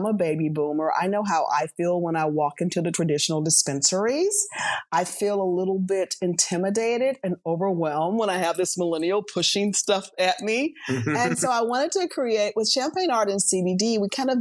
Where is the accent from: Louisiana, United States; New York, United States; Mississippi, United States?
Mississippi, United States; Biloxi; moved away as an adult; also born or lived in San Diego / Atlanta; I'm from Biloxi